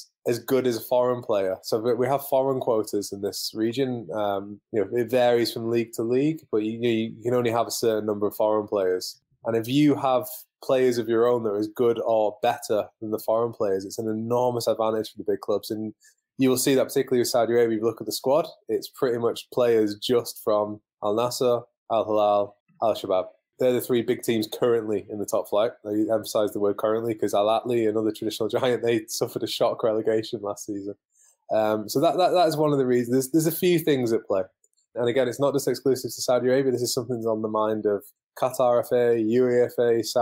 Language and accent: English; Manchester, North West England, United Kingdom; moved away; I'm originally from Manchester